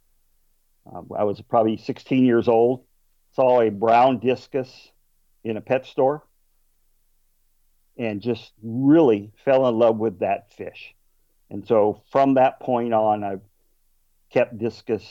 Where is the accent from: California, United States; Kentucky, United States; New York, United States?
California, United States; Southern; I grew up in Southern California in the desert, so water wasn't too plentiful